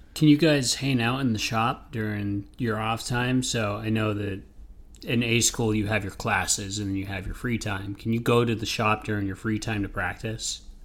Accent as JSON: {"language": "English", "region": "Maine", "country": "United States", "tie": "born or raised there", "said": "I'm from Maine, so I've grew up in there."}